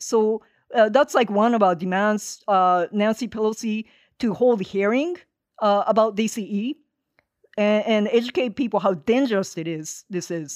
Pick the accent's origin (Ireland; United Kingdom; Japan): Japan; Hiroshima; moved away as an adult; now in Los Angeles, United States; I'm based in L A. Uh, I am originally from Japan, have been in this country for thirty-one years now.